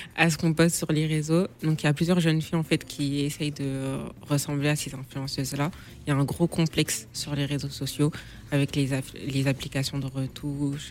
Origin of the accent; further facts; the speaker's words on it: Guinea; je suis guinéenne et je suis musulmane